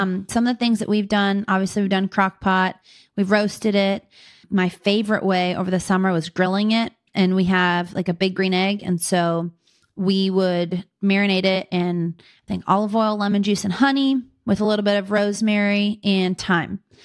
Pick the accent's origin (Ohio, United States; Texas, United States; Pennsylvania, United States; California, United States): Pennsylvania, United States; Pittsburgh; moved away as an adult; now in Fort Wayne, United States; I'm originally from Pittsburgh, Pennsylvania, grew up in the city and the suburbs there